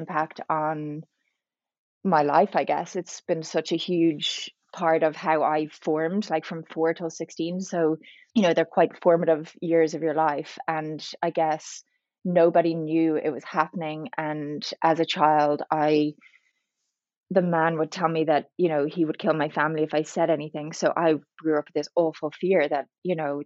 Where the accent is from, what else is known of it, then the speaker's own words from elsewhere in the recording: Ireland; also born or lived in Dublin; So I'm Irish. I live in Dublin.